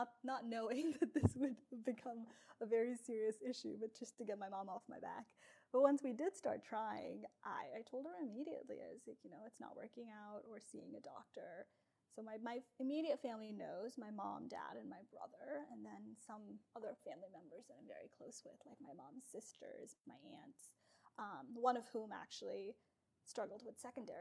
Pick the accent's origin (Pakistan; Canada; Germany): Pakistan; moved away; I was born and raised in Pakistan